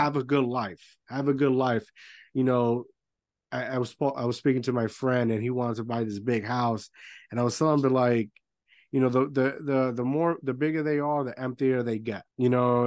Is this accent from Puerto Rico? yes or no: yes; Puerto Rico; moved away; I grew up in Puerto Rico